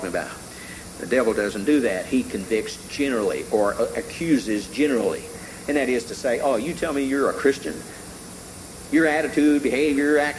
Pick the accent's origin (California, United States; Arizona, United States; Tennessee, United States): Tennessee, United States; When I was growing up in Tennessee, I had an uncle who had a coon dog